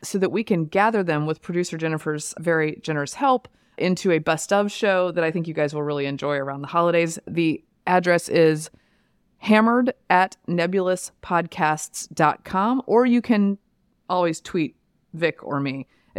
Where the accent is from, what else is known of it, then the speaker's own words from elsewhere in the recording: Durham, North Carolina, United States; moved away; Yeah, I grew up in North Carolina.